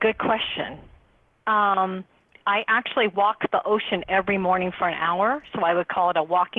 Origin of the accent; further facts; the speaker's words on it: Seattle, Washington, United States; now in Santa Monica, United States; I'm from Seattle, but live in Santa Monica, California